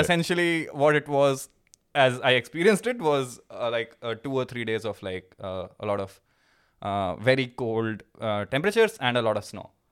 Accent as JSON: {"language": "English", "region": "Uttar Pradesh", "country": "India", "tie": "born or raised there", "also_born_or_lived": "Pilani, India / Michigan, United States", "moved": "as an adult", "lives_now": "Germany", "said": "when I was in, uh, in, in U P, when I was growing up"}